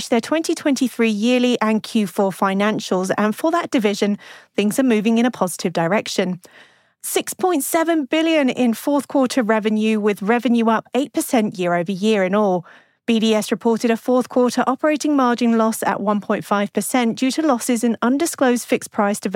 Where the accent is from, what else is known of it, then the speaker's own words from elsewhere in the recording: New Mexico, United States; my home state of New Mexico